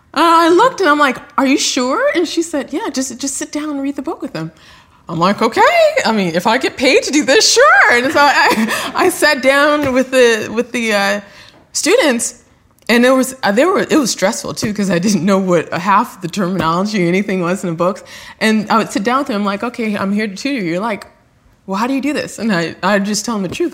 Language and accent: English; Los Angeles, California, United States; I grew up in South Central Los Angeles